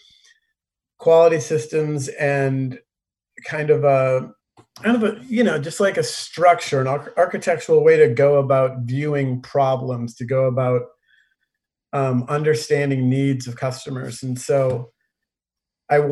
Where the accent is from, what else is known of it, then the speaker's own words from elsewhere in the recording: Minneapolis, Minnesota, United States; now in California, United States; I grew up in Minneapolis. I was first generation American. My parents are both from Havana, Cuba